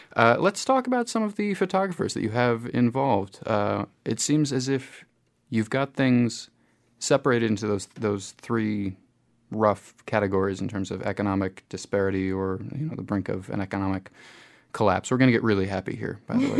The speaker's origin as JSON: {"language": "English", "country": "United States", "moved": "yes", "lives_now": "New Zealand", "said": "I'm coming from the United States"}